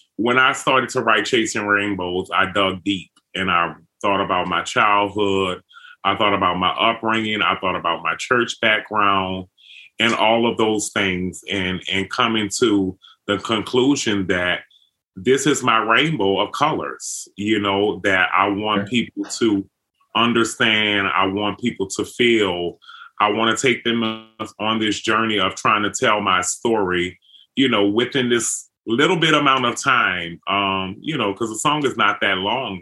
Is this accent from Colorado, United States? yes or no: no; New Orleans, Louisiana, United States; growing up in New Orleans